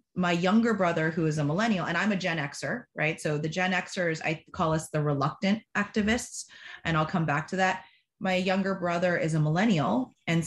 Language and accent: English; Rancho Cucamonga, California, United States; I'm from Rancho Cucamonga, California.